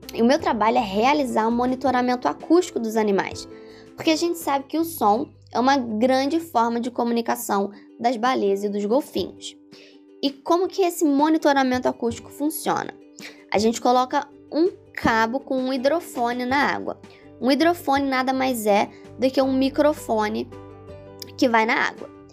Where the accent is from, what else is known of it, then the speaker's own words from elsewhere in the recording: Teresópolis, Rio de Janeiro, Brazil; moved away as an adult; also born or lived in Bahia; eu sou de Teresópolis, que é uma cidade serrana relativamente pequena